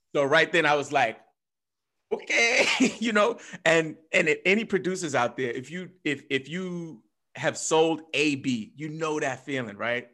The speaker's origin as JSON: {"language": "English", "region": "New York", "country": "United States", "said": "me as a New Yorker"}